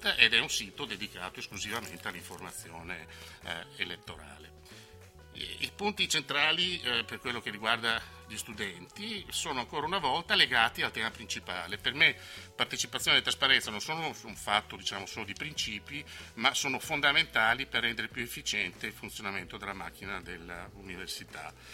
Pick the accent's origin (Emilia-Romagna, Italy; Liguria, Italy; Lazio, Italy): Emilia-Romagna, Italy; accent: Romagnolo; sono romagnolo come si sente dalla mia S